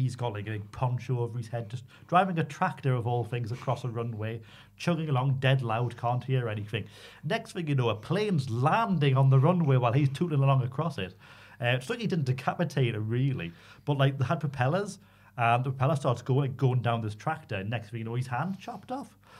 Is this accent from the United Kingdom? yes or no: yes; Newcastle upon Tyne, North East England, United Kingdom; accent: Geordie; quite as Geordie as me from New Biggin Hall